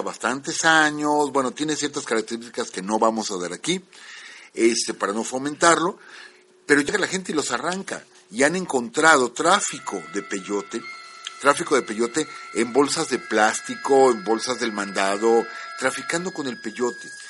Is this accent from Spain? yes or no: no; Mexico; como mexicanos